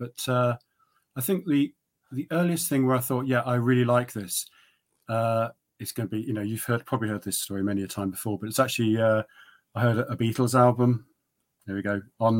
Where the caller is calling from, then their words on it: South East England, United Kingdom; Yeah, in Oxfordshire, near Abingdon.